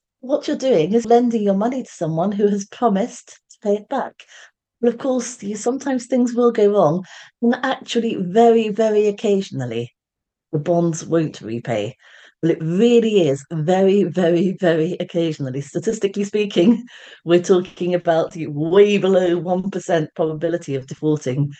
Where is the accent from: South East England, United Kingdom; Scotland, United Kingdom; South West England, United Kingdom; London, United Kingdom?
London, United Kingdom; now in Surrey, United Kingdom; I am a Londoner. So even though I live in Surrey, I'm a Londoner. So it makes that connection between where I am now and where I came from.